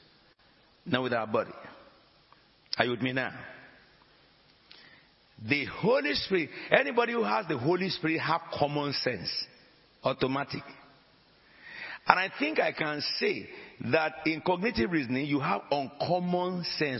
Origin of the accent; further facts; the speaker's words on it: Ashanti, Ghana; first language Ashanti Twi; English is a second language; I am a Ghanaian. I speak Ashanti.